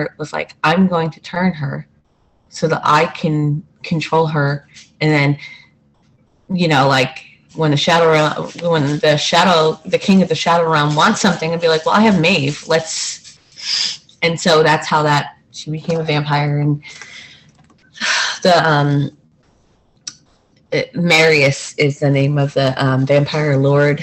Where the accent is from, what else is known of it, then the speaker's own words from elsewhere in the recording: New Jersey, United States; Growing up in New Jersey